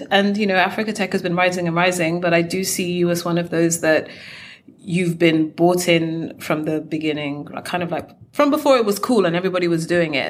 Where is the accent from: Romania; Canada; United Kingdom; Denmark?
United Kingdom; I am a British Nigerian or Nigerian British entrepreneur